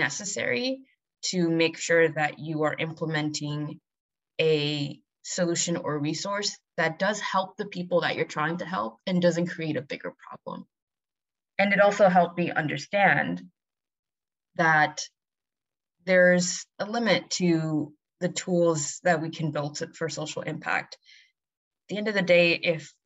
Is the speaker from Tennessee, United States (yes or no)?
no; New York City, New York, United States; I get to work in the community that I've been born and raised in New York City